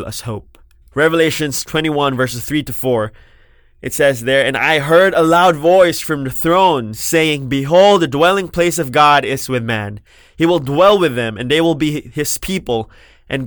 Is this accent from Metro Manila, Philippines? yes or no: yes; Parañaque, Metro Manila, Philippines; also born or lived in Makati / Las Piñas; I was born in Makati. I grew up in Parañaque and Las Piñas, and I studied in Manila.